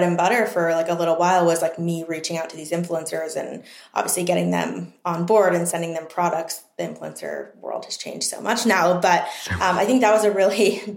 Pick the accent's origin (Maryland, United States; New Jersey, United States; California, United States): Maryland, United States; East Coast, living at home in; moved away as an adult; also born or lived in New York, United States; now in Los Angeles, United States; Coming from the East Coast, growing up on the East Coast, so many of my friends were there